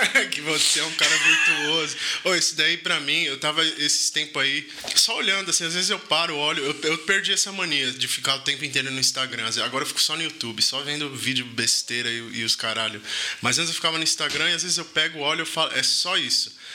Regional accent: Brazil; Eu sou 100% brasileiro

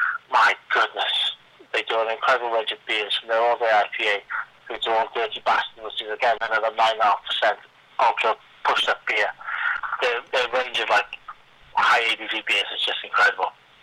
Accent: Scotland, United Kingdom; I'm there from Scotland

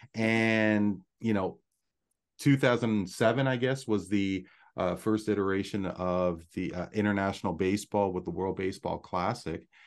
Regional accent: Canada; from my perspective as a Canadian

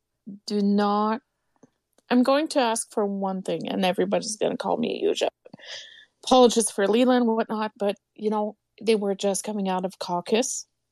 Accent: Quebec, Canada; moved away; Nate, I'm from Quebec. We don't celebrate Thanksgiving.

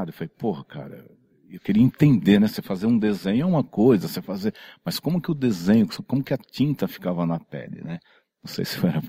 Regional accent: São Caetano do Sul, São Paulo, Brazil; born there; eu, eu, eu, nasci em São Caetano do Sul, né? Mas na época era, era São Paulo, na, né? na Vila Califórnia ali, cara.

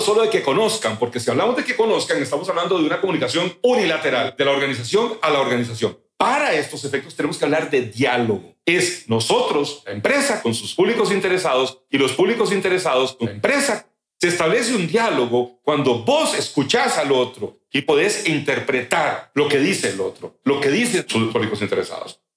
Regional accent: Limón, Costa Rica; also born or lived in Central America; yo nací en Limón, soy hijo de Chris y de Edgar

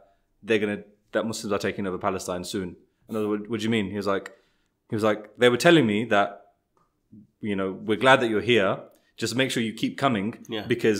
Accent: United Kingdom

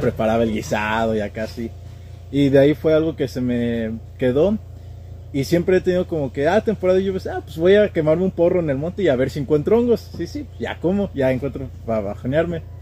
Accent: State of Mexico, Mexico; moved away as an adult; now in Houston, United States; nací yo aquí en Houston, Texas, pero desde muy pequeño me fui al Estado de México y de ahí estuve hasta apenas, pues casi toda mi niñez, adolescencia, infancia, eh, adultez

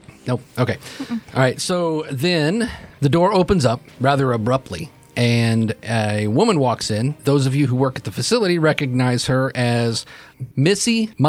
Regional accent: Michigan, United States; I'm from Michigan, okay? It's never this hot.

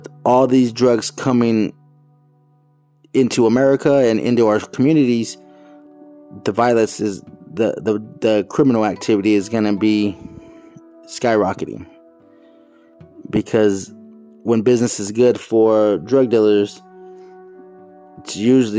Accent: Phoenix, Arizona, United States; moved away; I was born and raised in Phoenix, Arizona, in the Merivale section, 67th Avenue, Camelback

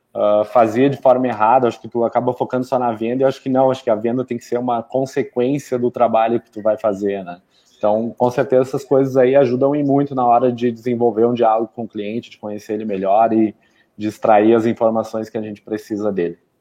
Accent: Canela, Rio Grande do Sul, Brazil; sou natural aqui de Canela

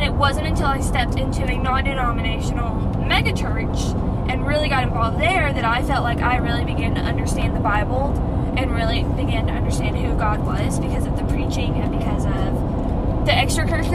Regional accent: Irondale, Alabama, United States; I grew up going to a private Christian school around the area of Irondale

